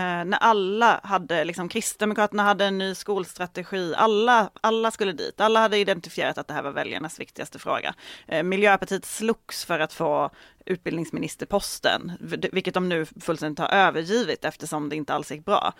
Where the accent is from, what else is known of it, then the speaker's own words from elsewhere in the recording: Malmö, Skåne, Sweden; i Malmö där jag kommer ifrån